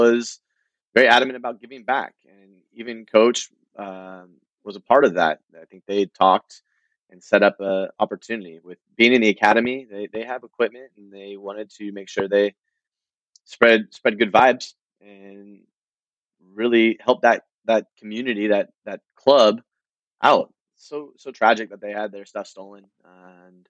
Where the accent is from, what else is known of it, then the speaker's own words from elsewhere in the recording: United States; as an American